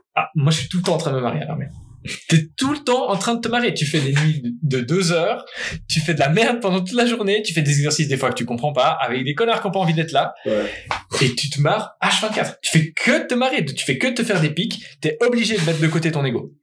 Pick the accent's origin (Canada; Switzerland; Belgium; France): Switzerland; Geneva; je suis né à Genève